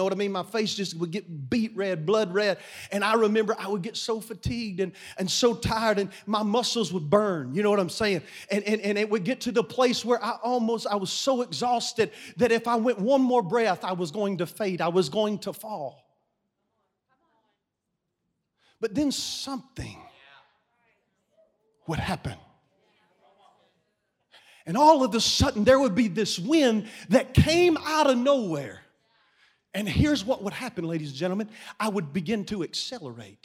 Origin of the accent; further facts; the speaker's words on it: Kentucky, United States; I'm from Kentucky